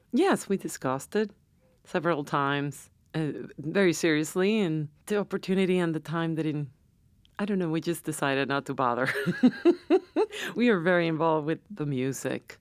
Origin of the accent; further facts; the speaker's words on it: San Juan, Puerto Rico; moved away; I was born and raised in San Juan.